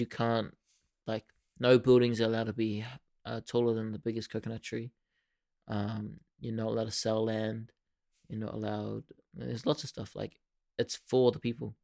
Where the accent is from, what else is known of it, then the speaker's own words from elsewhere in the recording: New Zealand; We've got nothing here.